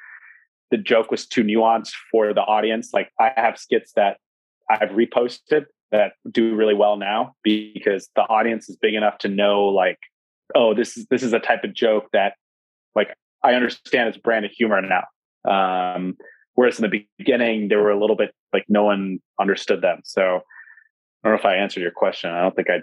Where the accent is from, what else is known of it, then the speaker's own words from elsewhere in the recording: Sacramento, California, United States; moved away as an adult; also born or lived in Alaska / New York; I'm from Sacramento. I sort of grew up with like city hip hop type of culture.